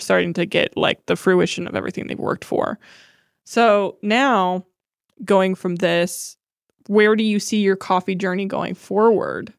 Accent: Akron, Ohio, United States; now in Columbus, United States; we're both from Akron

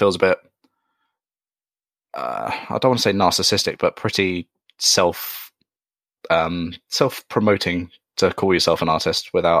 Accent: Surrey, South East England, United Kingdom; I live in Surrey in the UK.

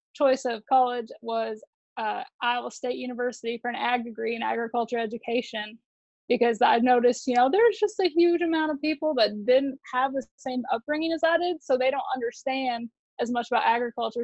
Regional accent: Iowa, United States; moved away as an adult; now in Texas, United States; I'm originally from Iowa. So I grew up doing a little bit of everything.

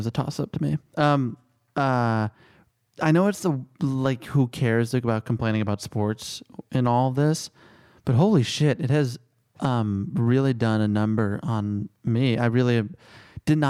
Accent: Chicago, Illinois, United States; I grew up in Chicago.

